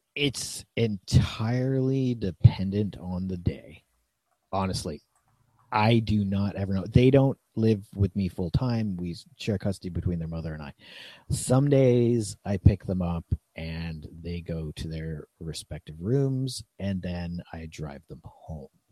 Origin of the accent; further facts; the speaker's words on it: Niagara region, Ontario, Canada; also born or lived in Toronto area, Ontario; I was born near Toronto and lived outside of Toronto in one of the more or most ethnically diverse areas in Canada. Then I moved to the Niagara region.